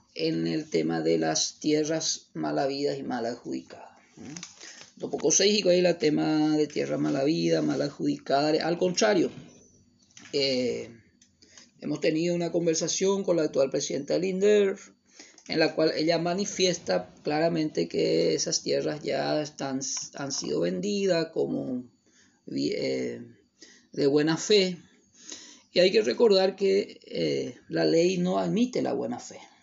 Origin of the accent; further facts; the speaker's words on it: Paraguay; como ciudadanos paraguayos